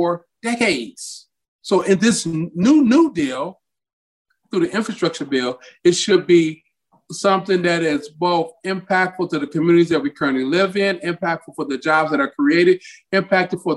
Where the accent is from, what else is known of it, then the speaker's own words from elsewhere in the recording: Detroit, Michigan, United States; moved away; also born or lived in Mississippi; Grew up Detroit, Michigan.